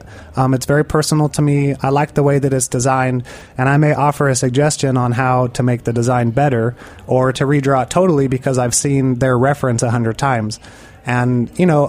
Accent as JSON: {"language": "English", "town": "Pomona", "region": "California", "country": "United States", "tie": "born or raised there", "said": "where I grew up in Pomona"}